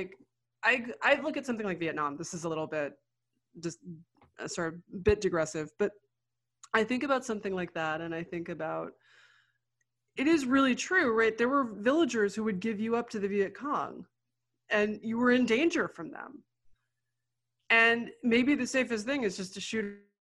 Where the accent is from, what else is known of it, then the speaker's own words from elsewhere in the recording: New York, United States; I grew up in New York.